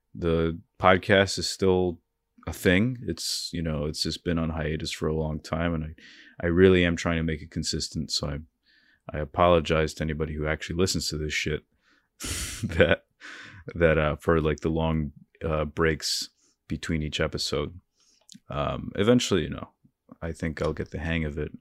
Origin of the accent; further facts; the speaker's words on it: North Bergen, New Jersey, United States; also born or lived in Hoboken, New Jersey; I'm from Jersey. I was born in Hoboken. Uh, I've lived in, uh, a town called North Bergen my whole life